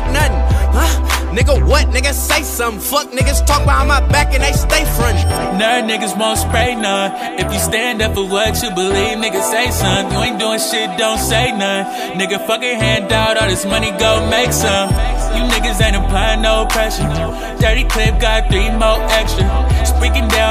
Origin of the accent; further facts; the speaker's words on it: New York, United States; I'm from New York